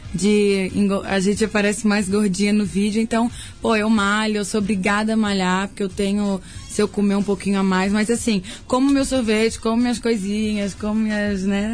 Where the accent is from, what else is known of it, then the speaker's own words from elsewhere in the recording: Florianópolis, Santa Catarina, Brazil; accent: Floripa; sou catarina, mas eu acho que eu tenho esse cantadinho é de Floripa mesmo